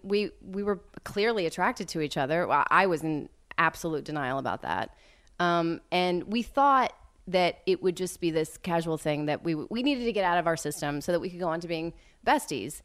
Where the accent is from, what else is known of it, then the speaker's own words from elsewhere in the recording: West Texas, United States; moved away; I grew up mostly in West Texas near, um, y-, you know, the Friday Night Lights franchise